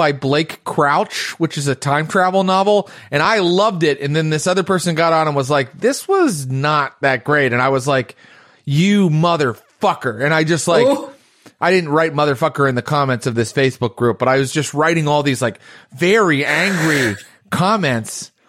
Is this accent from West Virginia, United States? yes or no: yes; West Virginia, United States; moved away; I'm originally from West Virginia.